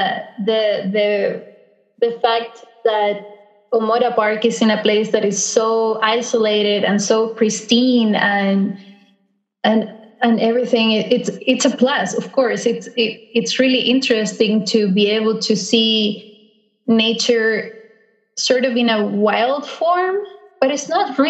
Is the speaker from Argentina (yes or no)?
yes; Beagle Channel area, Tierra del Fuego, Argentina; here in my hometown, I can see the mountains